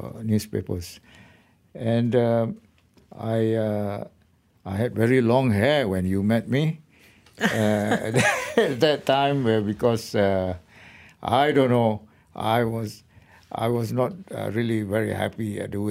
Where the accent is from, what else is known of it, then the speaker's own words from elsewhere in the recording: Perak, Malaysia; to my home state, because I am from Perak